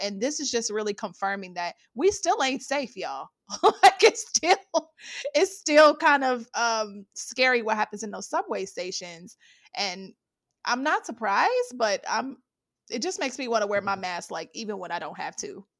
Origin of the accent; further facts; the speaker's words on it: Midwest, United States; now in New York, United States; because I'm from the Midwest, right? I didn't grow up riding subways or, you know, we had a bus that ran every hour, so you learn to drive.